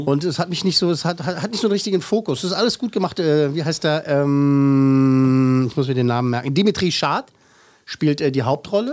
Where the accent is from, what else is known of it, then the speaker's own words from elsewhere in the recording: Germany; Bei uns in Deutschland